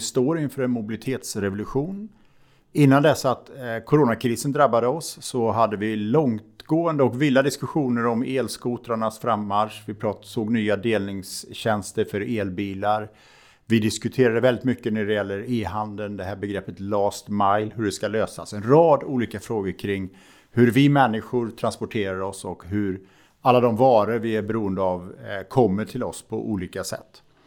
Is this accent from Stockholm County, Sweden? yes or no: yes; Stockholm, Stockholm County, Sweden; som stockholmare